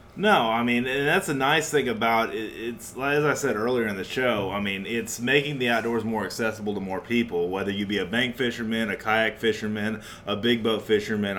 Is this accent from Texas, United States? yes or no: yes; New Braunfels, Texas, United States; in New Braunfels, Texas, my hometown